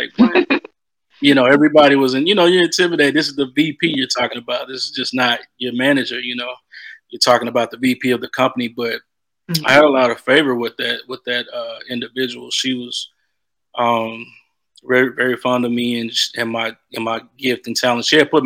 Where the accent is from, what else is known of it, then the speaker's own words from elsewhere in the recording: Texas, United States; moved away as an adult; also born or lived in Los Angeles; I growing up in Texas, being a country boy